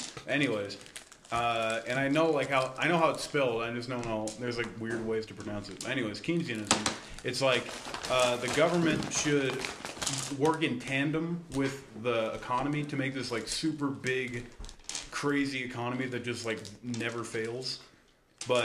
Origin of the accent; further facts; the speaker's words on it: Presque Isle, Maine, United States; now in Vernal, United States; But I'm from Presque Isle, which is even more Republican.